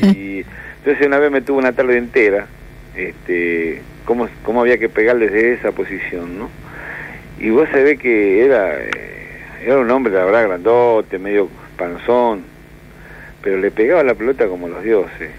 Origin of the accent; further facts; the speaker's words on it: Santa Fe, Argentina; moved away; Yo soy de Santa Fe, nacido en Santa Fe, en un barrio que se llama Guadalupe